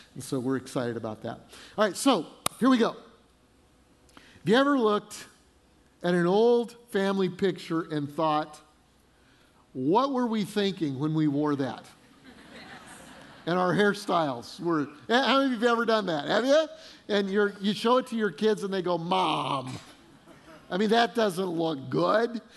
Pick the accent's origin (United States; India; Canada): United States; Denver, Colorado; moved away as an adult; also born or lived in Fort Collins, Colorado / Freeport, Illinois; now in South Carolina, United States; I grew up in Denver